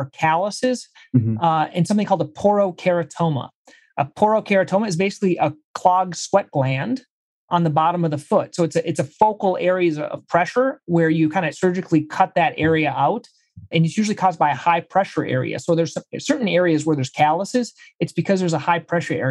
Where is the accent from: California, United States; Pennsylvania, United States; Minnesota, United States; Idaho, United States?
Minnesota, United States; moved away as an adult; also born or lived in Brazil; I'm from Minnesota originally